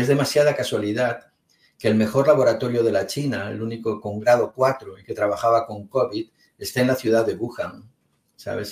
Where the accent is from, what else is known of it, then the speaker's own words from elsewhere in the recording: Spain; yo soy de España